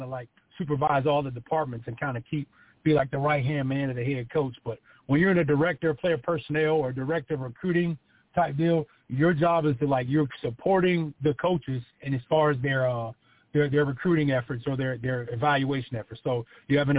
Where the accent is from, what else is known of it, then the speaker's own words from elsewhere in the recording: Cleveland, Ohio, United States; moved away as an adult; also born or lived in West Virginia; I grew up in Cleveland, Ohio